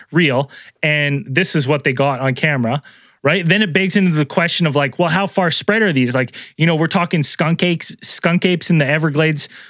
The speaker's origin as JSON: {"language": "English", "region": "British Columbia", "country": "Canada", "said": "as a British Columbian"}